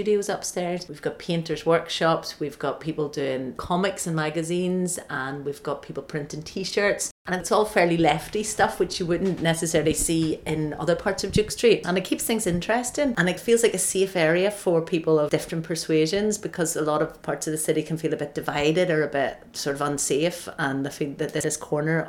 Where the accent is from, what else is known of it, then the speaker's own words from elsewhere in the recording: Belfast, Northern Ireland, United Kingdom; now in Glasgow, United Kingdom; growing up in Belfast, which I thought it left behind when I moved to Glasgow